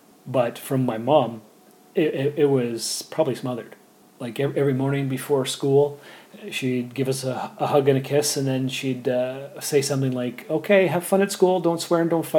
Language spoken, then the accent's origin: English; England, United Kingdom; Is it because I'm English and you're mostly French and you think the communication styles won't no. match up?